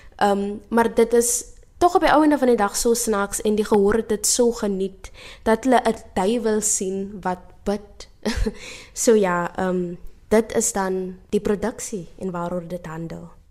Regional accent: Steinkopf, Northern Cape, South Africa; moved away as an adult; also born or lived in Stellenbosch; Ek is oorspronklik van Steenkof in Namakwaland

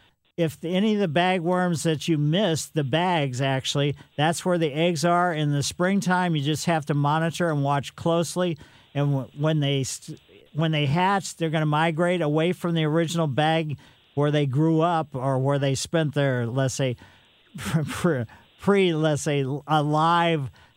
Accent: Ellisville, United States; I grew up in Ellisville

